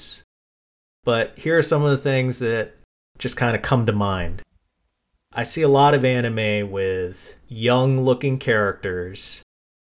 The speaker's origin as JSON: {"language": "English", "region": "East Coast", "country": "United States", "tie": "born or raised there", "also_born_or_lived": "San Francisco", "said": "growing up on the East Coast"}